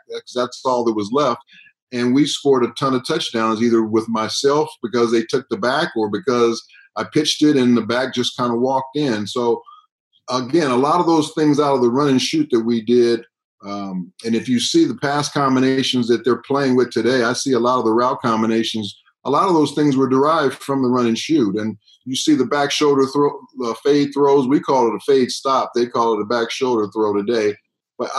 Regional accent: Southern California, United States; moved away as an adult; also born or lived in Canada; I'm a guy from Southern California, and all of a sudden now I'm up in Canada

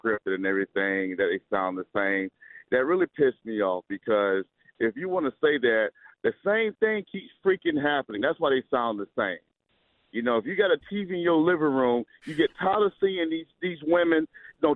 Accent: Quincy, Florida, United States; I grew up in North Florida, right outside of Tallahassee, in a small town called Quincy, Florida

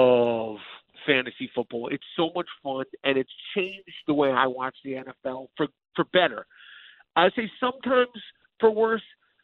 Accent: New York City, New York, United States; growing up in New York

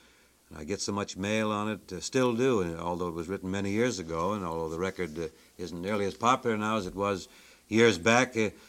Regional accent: Spokane, Washington, United States; moved away; I was raised up in Spokane, Washington. That's on the eastern side of the Cascade Mountains.

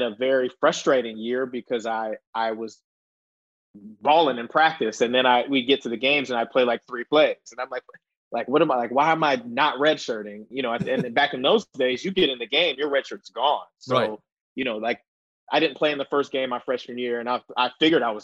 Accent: Columbus, Ohio, United States; moved away as an adult; I grew up in Columbus, Ohio

